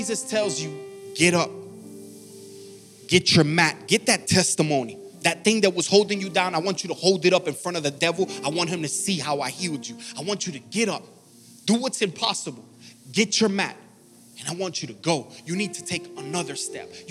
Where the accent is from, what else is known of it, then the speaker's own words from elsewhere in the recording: Miami, Florida, United States; I'm from Miami, Florida